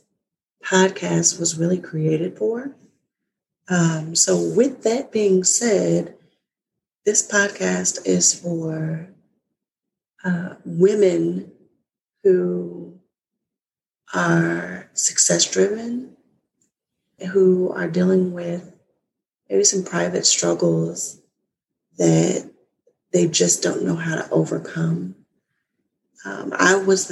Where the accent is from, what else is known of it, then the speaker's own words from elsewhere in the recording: Kansas, United States; now in Virginia, United States; I'm originally from Kansas, and I now live in Virginia with my husband